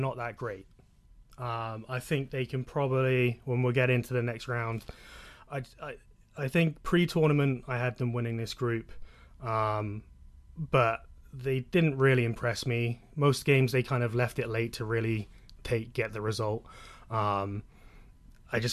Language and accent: English; Exeter, South West England, United Kingdom; born and raised in Exeter in the southwest of England